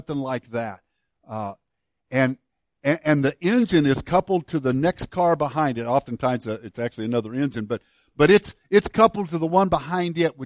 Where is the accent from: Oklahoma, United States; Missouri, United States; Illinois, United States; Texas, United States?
Illinois, United States; Woodlawn; moved away; my hometown of Woodlawn, Illinois